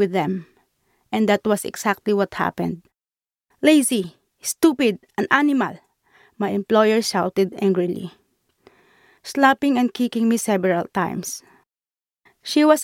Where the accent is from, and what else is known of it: Philippines; moved away as an adult; also born or lived in Qatar; now in London, United Kingdom